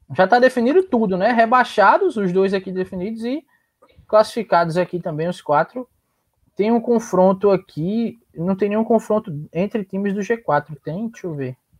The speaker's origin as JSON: {"language": "Portuguese", "town": "João Pessoa", "region": "Paraíba", "country": "Brazil", "tie": "born or raised there", "also_born_or_lived": "Petrolina / Recife / Solânea", "said": "Na, nascido em Petrolina, é, crescida ali um pouquinho em Recife, mas criada aqui em João Pessoa"}